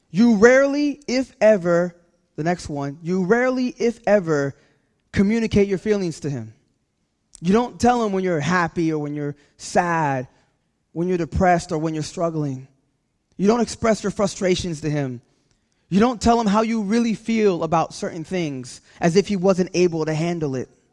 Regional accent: California, United States; now in New Jersey, United States; I'm from California

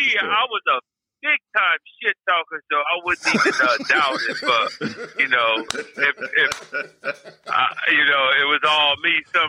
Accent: Compton, California, United States; also born or lived in Brentwood; I grew up in Compton until I was 12 and then moved to Brentwood.

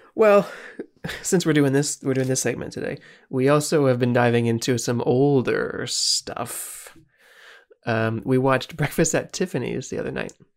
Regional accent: Canada; as a Canadian

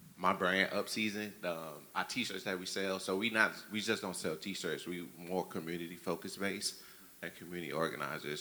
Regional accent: Louisiana, United States; I grew up in the South. I grew up in Louisiana

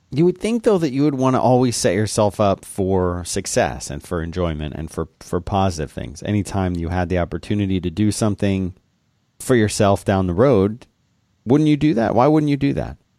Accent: Florida, United States; I lived in a city there, and then we had lots of, see, we had lots of canals. in Florida

